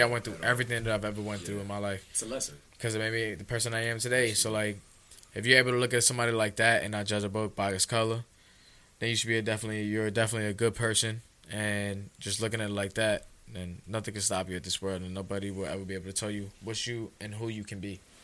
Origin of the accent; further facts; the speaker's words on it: New York City, New York, United States; I was a kid from the Bronx from Soundview, literally from where we